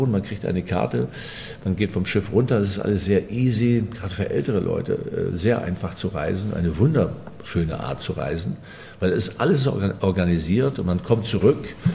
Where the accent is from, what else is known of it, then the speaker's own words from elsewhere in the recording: Fehmarn, Schleswig-Holstein, Germany; Es war perfekt, denn ich bin von der Insel Fehmarn, dort bin ich geboren, ein Kind des Wassers